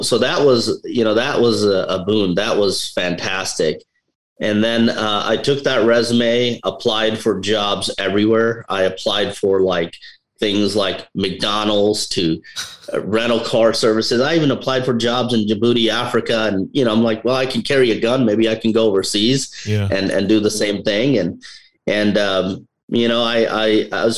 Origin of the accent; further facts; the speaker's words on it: India; now in United States; I'm from India